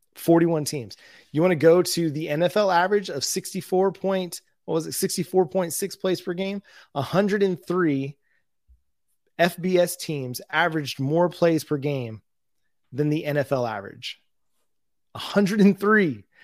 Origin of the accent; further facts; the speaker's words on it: Tahlequah, Oklahoma, United States; my hometown